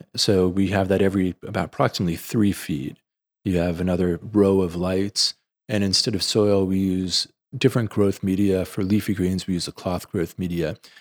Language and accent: English; New York City, New York, United States; I grew up in the Bronx